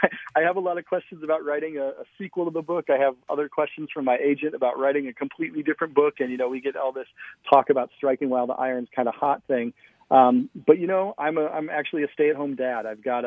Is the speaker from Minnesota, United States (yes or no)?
yes; Minnesota, United States; So I'm from Minnesota. I'm about the whitest guy you could ever meet.